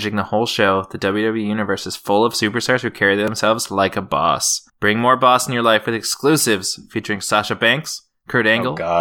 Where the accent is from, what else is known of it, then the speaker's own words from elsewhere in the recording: Canada; I'm from Canada